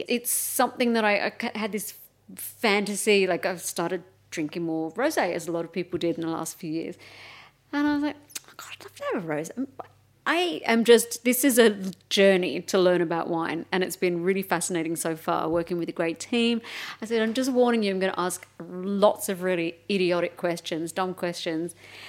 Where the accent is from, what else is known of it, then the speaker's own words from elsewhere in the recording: Melbourne, Victoria, Australia; Melbourne, yeah.